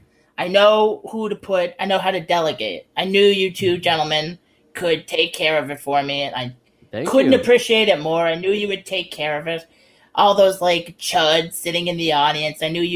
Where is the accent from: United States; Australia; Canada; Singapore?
Canada; That's deeply offensive to me as a Canadian, all of that foolishness.